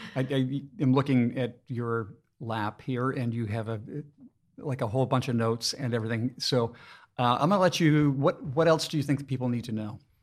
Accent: Maine, United States; now in Lehigh Valley, United States; I'm originally from Maine

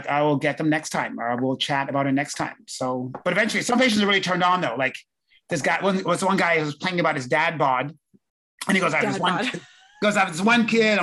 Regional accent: London, United Kingdom; moved away; also born or lived in Winnipeg, Canada; I was born in London

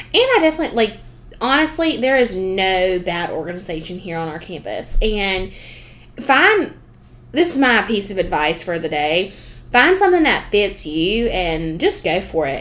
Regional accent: the South, United States; accent: southern; my southern way

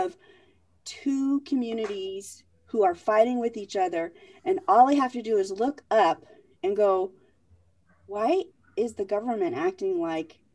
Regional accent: Vietnam; I was born in Vietnam during the Vietnam War.

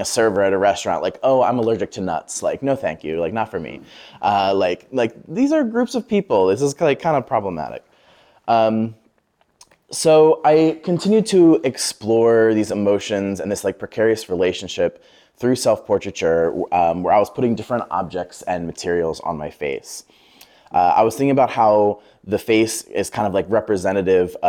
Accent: Lancaster, Pennsylvania, United States; moved away as an adult; now in Brooklyn, United States; I'm originally from Lancaster, Pennsylvania.

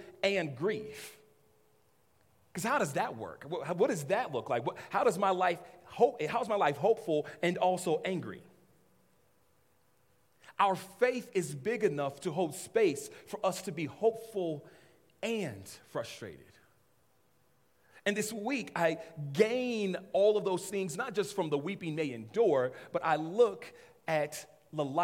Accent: Los Angeles, California, United States; I grew up in Los Angeles area

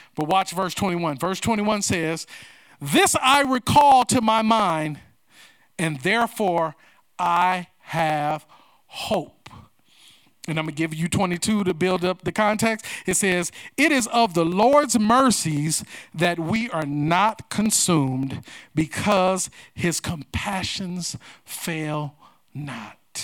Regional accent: United States; I am proud to be an American

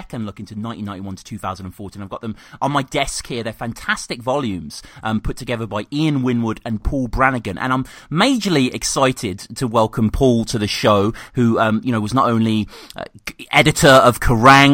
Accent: Birmingham, West Midlands, United Kingdom; moved away; I'm from Birmingham originally

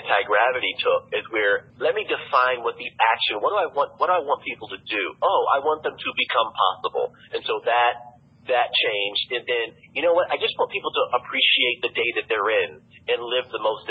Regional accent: East Alabama, United States; moved away as an adult; also born or lived in New York; I have friends or whatever who are from my hometown

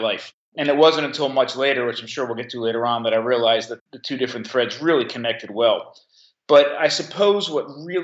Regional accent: Monmouth County, New Jersey, United States; I grew up actually in Monmouth County, New Jersey, only a couple miles from the beach, from the Jersey Shore.

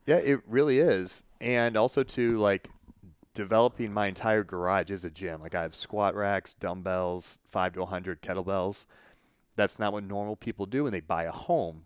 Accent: Illinois, United States; my hometown

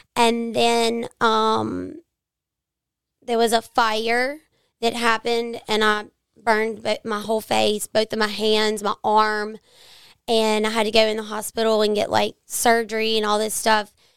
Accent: Jackson, United States; I grew up here in the Jackson area.

